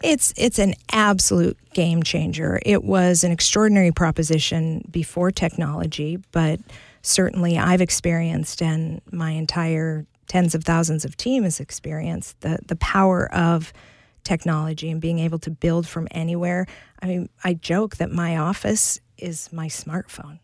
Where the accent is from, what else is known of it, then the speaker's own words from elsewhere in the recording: Butte, Montana, United States; I grew up in the thriving metropolis of Butte, Montana.